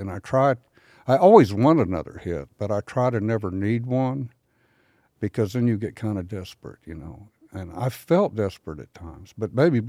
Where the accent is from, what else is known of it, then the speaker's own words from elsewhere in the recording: San Antonio, Texas, United States; No, I'm from Texas, and I'll tell you what, I think this will make sense to you. Being from San Antonio, that's a wide open kind of a desert area.